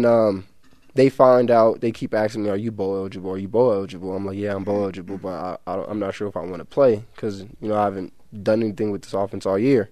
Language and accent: English; United States; I'm definitely American